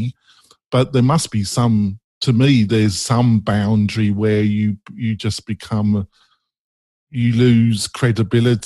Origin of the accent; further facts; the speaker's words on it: England, United Kingdom; I'm English